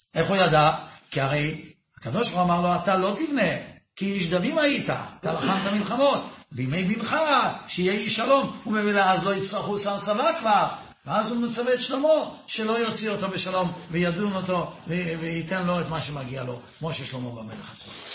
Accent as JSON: {"language": "Hebrew", "town": "Netanya", "region": "Central District", "country": "Israel", "tie": "born or raised there", "said": "אני גדלתי בנתניה"}